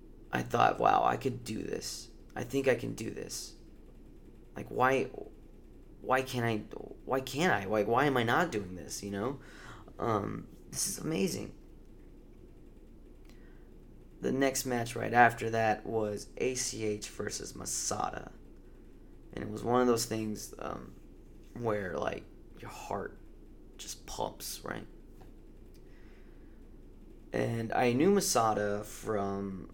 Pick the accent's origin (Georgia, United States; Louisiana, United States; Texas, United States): Texas, United States; Round Rock; my hometown